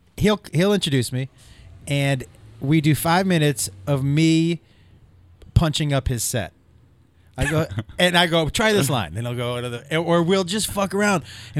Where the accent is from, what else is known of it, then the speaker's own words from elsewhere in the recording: Massachusetts, United States; No, I'm from Massachusetts.